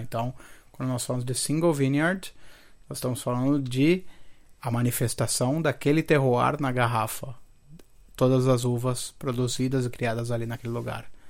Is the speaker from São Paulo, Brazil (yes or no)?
yes; Santo André, São Paulo, Brazil; also born or lived in Rio de Janeiro; eu sou andrense de terroir, mano. Na, na, verdade, eu nasci no Rio